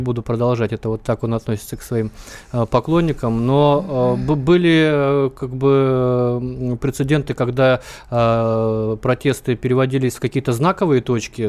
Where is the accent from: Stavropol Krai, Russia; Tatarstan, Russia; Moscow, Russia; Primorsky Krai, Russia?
Primorsky Krai, Russia; Vladivostok; я вот в Владивостоке родился, э, я, я из Азии